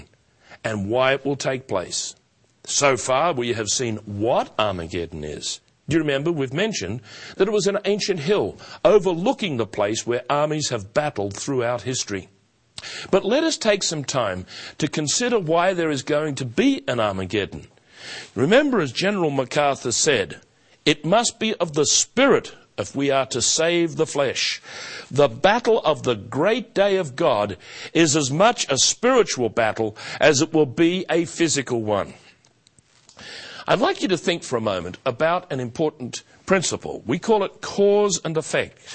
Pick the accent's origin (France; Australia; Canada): Australia; also born or lived in Melbourne; as an Australian, and one who formerly lived in Melbourne